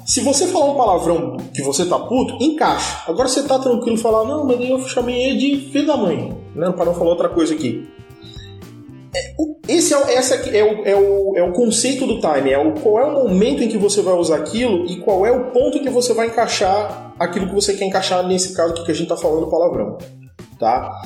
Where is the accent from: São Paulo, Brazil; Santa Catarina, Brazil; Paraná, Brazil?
Santa Catarina, Brazil; Florianópolis; porque eu sou de Florianópolis, quem nasce Florianópolis é florianopolitano ou manezinho da ilha